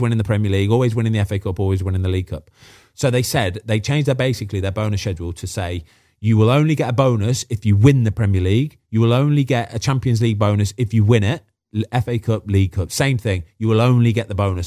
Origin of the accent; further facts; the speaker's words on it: Midlands, United Kingdom; moved away; I'm from the Midlands